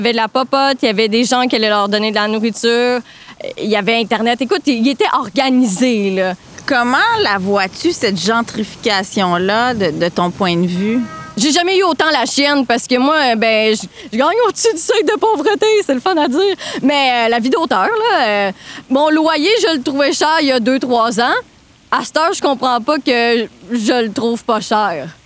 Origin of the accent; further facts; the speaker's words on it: Trois-Rivières, Quebec, Canada; moved away as an adult; now in Montreal, Canada; moi, je viens de Trois-Rivières